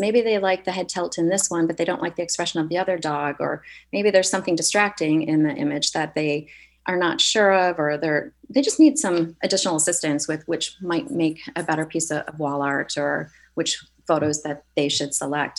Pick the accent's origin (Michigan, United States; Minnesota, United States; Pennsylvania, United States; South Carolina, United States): Michigan, United States; moved away as an adult; also born or lived in Chicago, Illinois; now in Santa Barbara, United States; I grew up in Michigan and spent uh, the last 20 years in Chicago.